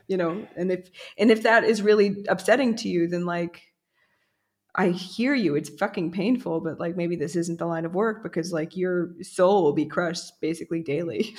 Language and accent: English; United States; moved away; also born or lived in New York; as an American